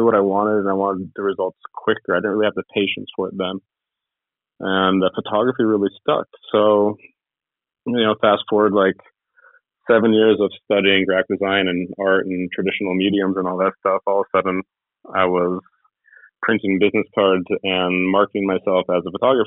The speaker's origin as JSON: {"language": "English", "town": "Ojai", "region": "California", "country": "United States", "tie": "born or raised there", "also_born_or_lived": "Los Angeles, United States / Sweden", "said": "I was born in Los Angeles, and I grew up in California for the most part"}